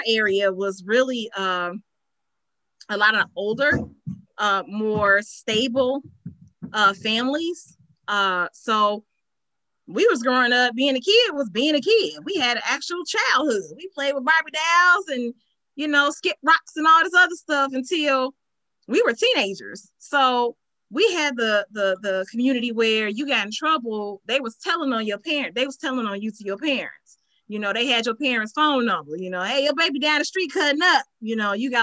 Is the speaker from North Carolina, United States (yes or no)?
no; Chicago, Illinois, United States; I grew up on the southeast side of Chicago